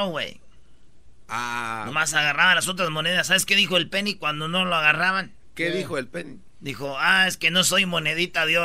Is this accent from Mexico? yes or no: yes; Mexico; México, güey. Perdón por mi acento.